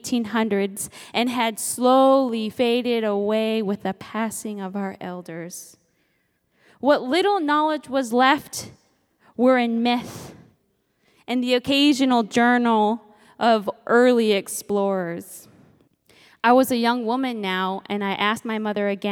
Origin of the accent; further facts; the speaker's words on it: Nome, Alaska, United States; I'm Inupiaq from Nome, Alaska, and my parents raised me to embrace my Inupiaq heritage. Raised out on the land